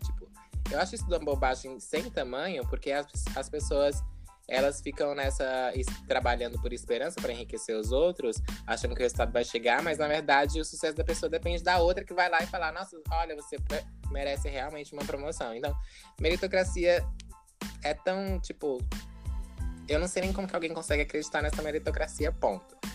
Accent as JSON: {"language": "Portuguese", "region": "Piauí", "country": "Brazil", "tie": "born or raised there", "moved": "as an adult", "lives_now": "Australia", "said": "eu nasci no meio do mato, no Piauí. É, é estudei em escola pública"}